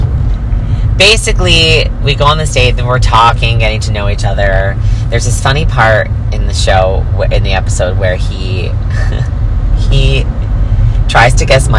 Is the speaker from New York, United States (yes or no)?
yes; New York, United States; now in Los Angeles, United States; I'm such and such age, and I'm from New York